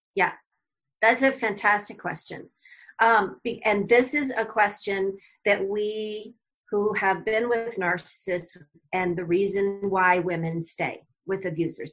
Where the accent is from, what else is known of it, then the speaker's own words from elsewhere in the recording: Arizona, United States; moved away as an adult; moved back to my home state of Arizona